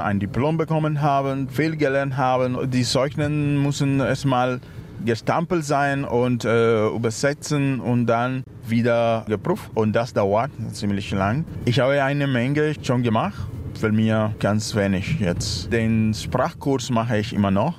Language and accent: German; Cuba; German is a second language; moved away as an adult; now in Berlin, Germany; Ich bin in Kuba geboren, aber ich bin jetzt hier.